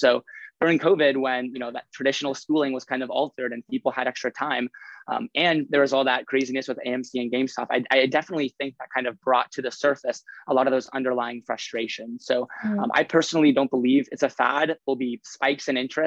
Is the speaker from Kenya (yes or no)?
no; Lincoln, Nebraska, United States; moved away as an adult; now in Stanford, United States; I'm from Lincoln, Nebraska